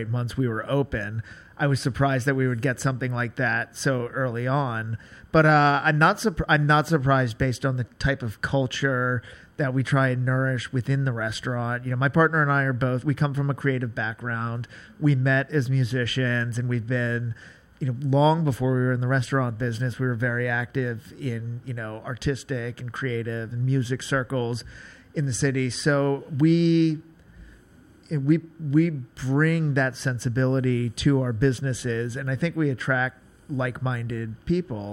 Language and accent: English; Atlanta, Georgia, United States; moved away as an adult; now in New York, United States; I am not from New York. I grew up in Atlanta